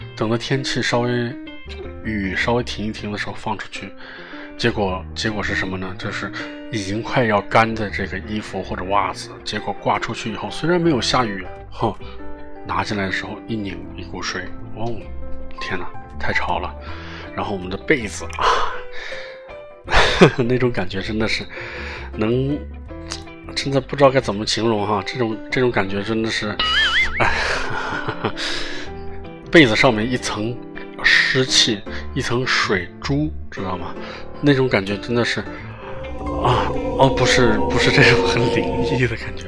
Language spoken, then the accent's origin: Chinese; Northwest China, China; moved away; 我的老家在北方，啊，很北。然后有人说，哪个北啊？啊，西北，哦，西北汉子